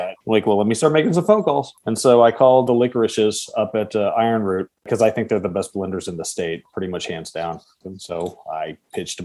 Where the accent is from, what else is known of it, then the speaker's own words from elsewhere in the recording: Texas, United States; this is where I'm from, born and raised